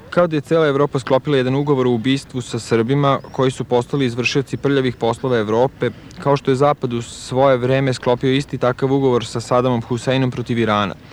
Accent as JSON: {"language": "Croatian", "region": "Vojvodina", "country": "Serbia", "said": "Ono, ja sam iz Vojvodine, tako da, ovo, ovaj"}